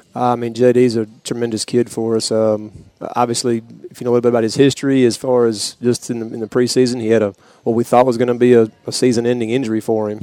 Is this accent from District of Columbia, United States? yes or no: no; East Tennessee, United States; also born or lived in DeWittville, New York; I moved to East Tennessee when I was in uh, fourth grade